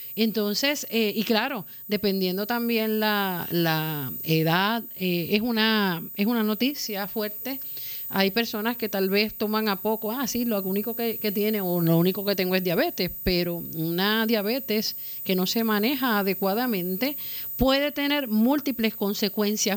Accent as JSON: {"language": "Spanish", "country": "Puerto Rico", "said": "como puertorriqueños, como latinoamericanos"}